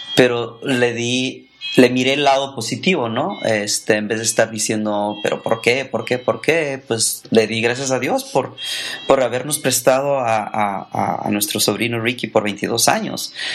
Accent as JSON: {"language": "Spanish", "town": "Ensenada", "region": "Baja California", "country": "Mexico", "tie": "born or raised there", "also_born_or_lived": "Tijuana / Tecate", "moved": "yes", "lives_now": "United States", "said": "soy mexicano, nacido en Tijuana, criado en Ensenada y viví dos, tres años en Tecate"}